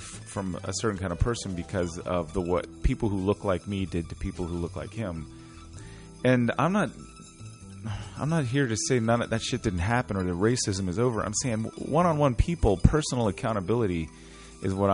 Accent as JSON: {"language": "English", "town": "Richmond", "region": "Virginia", "country": "United States", "tie": "born or raised there", "said": "my growing up in Church Hill experience"}